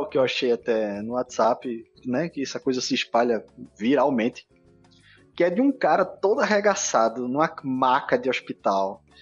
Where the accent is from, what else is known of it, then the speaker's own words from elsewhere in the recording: Afogados, Pernambuco, Brazil; also born or lived in Recife; Afogados tá é lá no assim, interior, sacou? É, eu nasci em Afogados